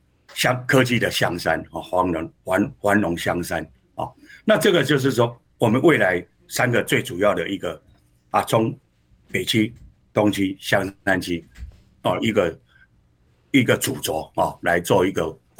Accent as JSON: {"language": "Chinese", "region": "Hsinchu", "country": "Taiwan", "said": "我想我我们提名以后，我对自己就要求我我们新竹人是很善良的，我们应该要怎么做让市民有感受？"}